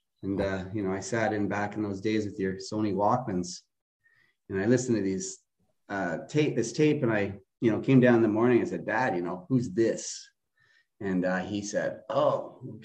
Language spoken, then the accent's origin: English; Kitchener, Ontario, Canada; also born or lived in Montreal, Quebec; I grew up here in Kitchener-Waterloo.